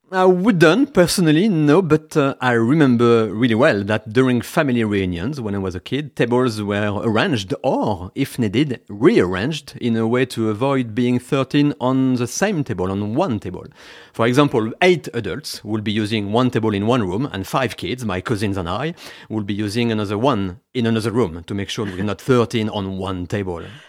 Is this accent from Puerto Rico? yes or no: no; France; English is a second language; moved away as an adult; now in United Kingdom; I am from France